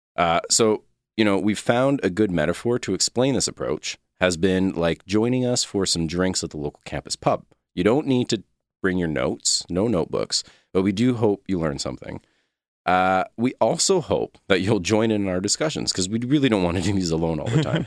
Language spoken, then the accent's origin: English; Quebec, Canada; I'm from Quebec, grew up in Quebec.